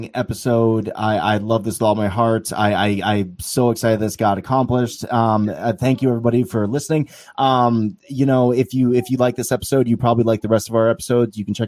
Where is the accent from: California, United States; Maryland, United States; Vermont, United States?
Vermont, United States; I am from Vermont, and I live in the middle of the woods